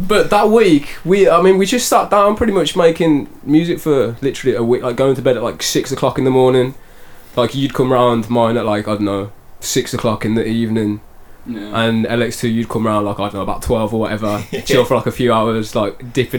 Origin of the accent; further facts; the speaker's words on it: the Midlands, England, United Kingdom; I'm from the Midlands, which is a very different area.